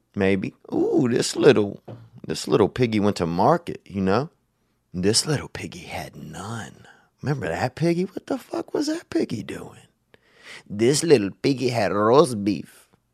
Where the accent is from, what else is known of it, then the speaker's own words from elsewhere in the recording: Louisiana, United States; moved away; when I was growing up in Louisiana